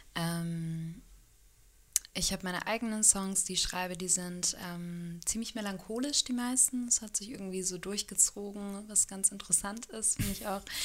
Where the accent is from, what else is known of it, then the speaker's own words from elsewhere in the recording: Hanover, Lower Saxony, Germany; moved away as an adult; also born or lived in Freiburg / New Zealand / Australia; now in Kiel, Germany; ganz ursprünglich komme ich aus Hannover